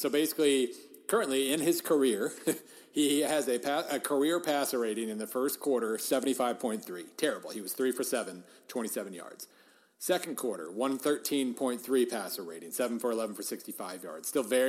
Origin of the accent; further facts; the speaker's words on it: Western Oklahoma, United States; I grew up in Western Oklahoma.